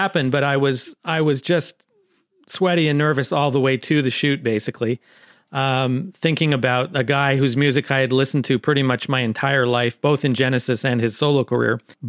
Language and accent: English; Niagara, Ontario, Canada; I'm from Niagara.